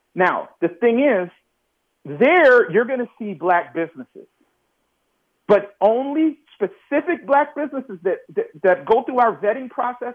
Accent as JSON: {"language": "English", "town": "New York City", "region": "New York", "country": "United States", "tie": "born or raised there", "said": "I'm from New York City. I'm born in the projects in Brooklyn and grew up in New York, grew up in Queens after"}